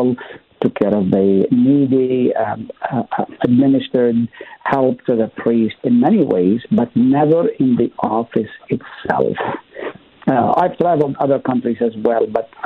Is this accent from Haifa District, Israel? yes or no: yes; Haifa, Haifa District, Israel; moved away; also born or lived in Nazareth; I was born in Nazareth, grew up in Haifa